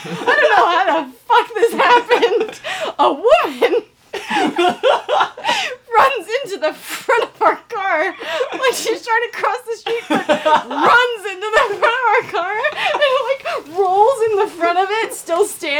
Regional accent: Canada; It was in Canada, and I'm Canadian, so I would be fine.

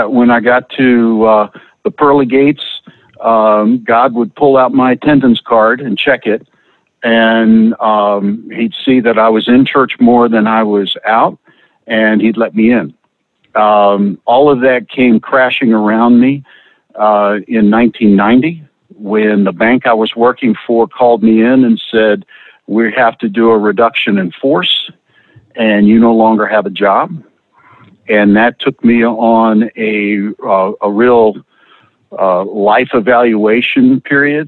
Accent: Lynchburg, Virginia, United States; I grew up in Lynchburg, Virginia, and got married and moved to Northern Virginia.

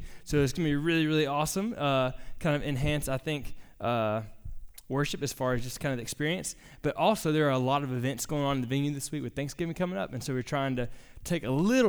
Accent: Jacksonville, Florida, United States; my wife and I grew up in Jacksonville, Florida, near the beach.

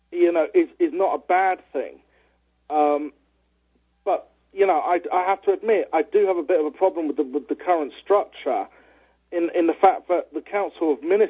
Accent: United Kingdom; I'm a British liberal

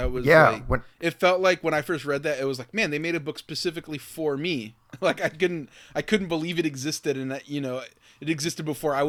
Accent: Miami, Florida, United States; growing up in Miami, Florida, where you're just surrounded by those people

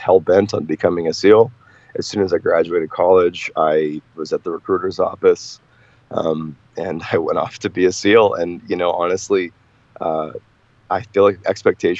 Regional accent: Boston, Massachusetts, United States; I grew up in Boston, Mass

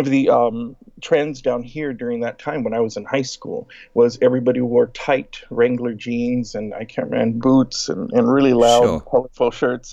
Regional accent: Laredo, Texas, United States; moved away as an adult; not only was I born, but I've been raised here.

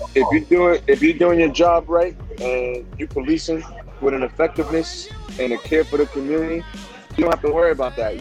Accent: New York City, New York, United States; growing up in the South Bronx.

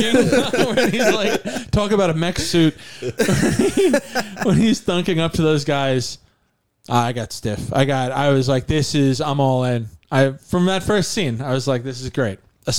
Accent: Connecticut, United States; I'm from Connecticut.

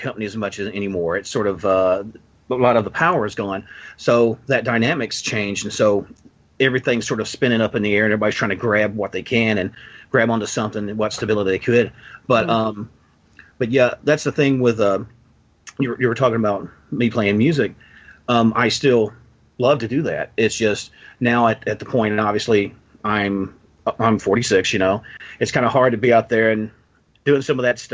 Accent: Western Kentucky, United States; accent: Southern; being from the South as well, because I was born and raised here. Which obviously, I'm sure my accent just screams over this mic

